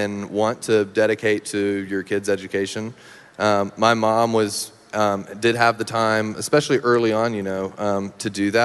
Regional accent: Meridian, Mississippi, United States; moved away; In my hometown, yep, Meridian

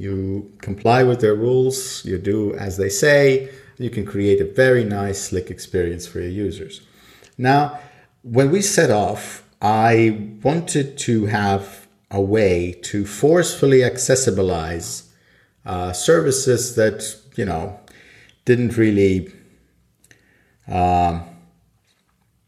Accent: Sweden; now in Estonia; I lived in Sweden most of my life. Then I moved to Estonia, and I was born in Estonia.

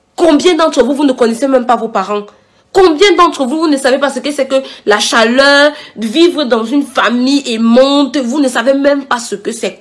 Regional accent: Cameroon; moved away as an adult; now in France; En Afrique, je suis camerounaise

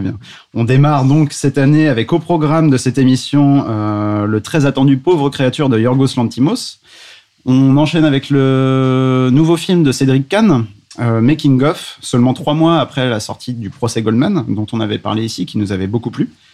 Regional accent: Paris, Île-de-France, France; en tant que Parisien

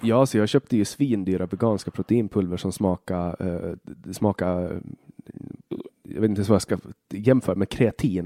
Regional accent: Åland Islands; also born or lived in Finland / Sweden; jag är ju inte svensk, utan jag är från, från Åland

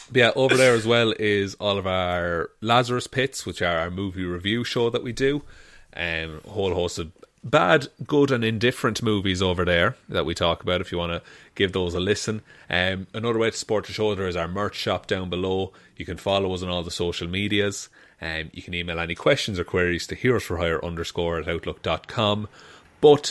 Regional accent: Ireland; being Irish

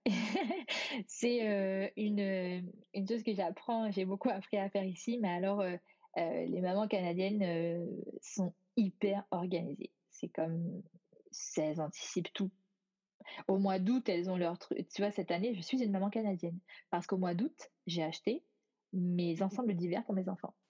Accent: France; moved away as an adult

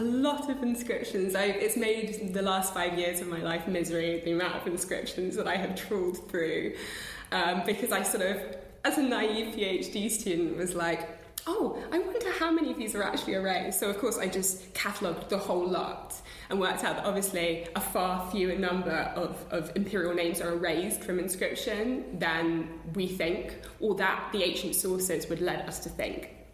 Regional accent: London, United Kingdom; growing up in London with the British Museum and walking through those those galleries

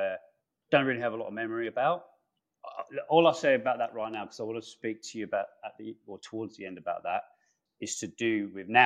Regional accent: London, United Kingdom; That was the UK, so England, northwest London.

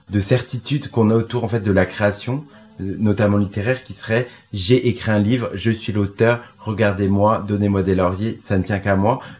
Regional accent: France; notre rapport euh, en tant que Français sur la question

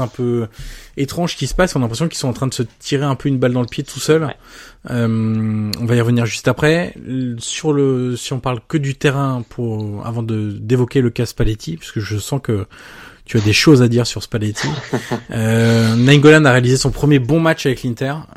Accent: France; vu qu'on est français.

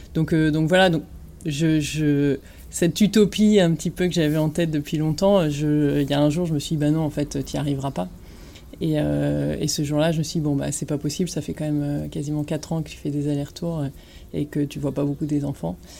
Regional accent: Ch'ti, Hauts-de-France, France; moved away as an adult; also born or lived in Lille / Paris; now in Marseille, France; je suis ch'ti

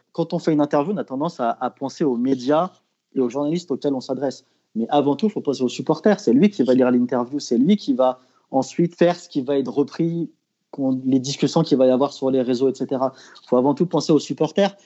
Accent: Lyon, Auvergne-Rhône-Alpes, France; en tant que lyonnais

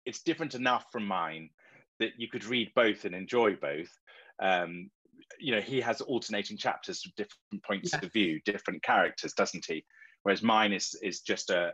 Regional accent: Marlow, South East England, United Kingdom; Marlow, which is my hometown where I live

